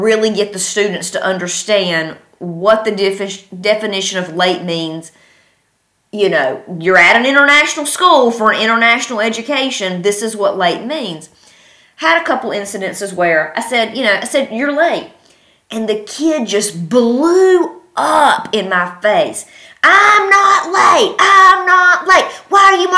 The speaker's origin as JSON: {"language": "English", "region": "North Carolina", "country": "United States", "moved": "yes", "said": "I'm from North Carolina."}